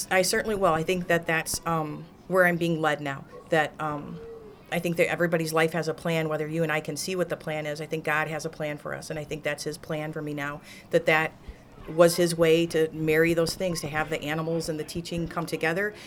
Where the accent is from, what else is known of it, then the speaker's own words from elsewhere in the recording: Morris, Illinois, United States; born and raised in Morris, so I've lived here my whole life